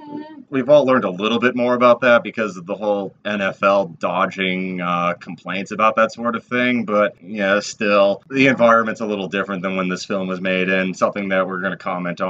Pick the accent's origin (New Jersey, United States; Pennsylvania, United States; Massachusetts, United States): Massachusetts, United States; I am a fake Irish masshole.